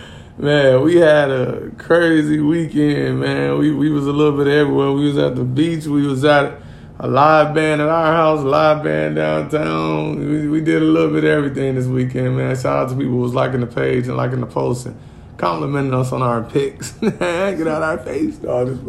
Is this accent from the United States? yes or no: yes; Gary, Indiana, United States; also born or lived in Wisconsin; I grew up in Gary, Indiana, cuz it ain't a whole lot to do in the G